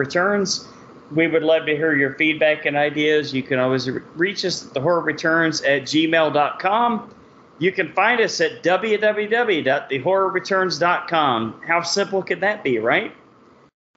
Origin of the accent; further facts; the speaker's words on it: Texas, United States; accent: Texas; my Texas accent